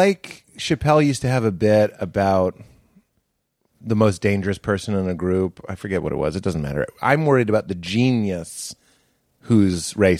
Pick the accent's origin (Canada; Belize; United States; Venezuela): United States; Boston, Massachusetts; moved away; everyone I grew up in Boston